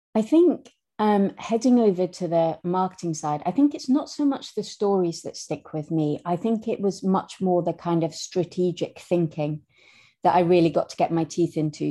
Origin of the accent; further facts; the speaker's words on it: Scotland, United Kingdom; accent: Scottish; moved away as an adult; we grew up in Scotland. I know I have a terrible Scottish accent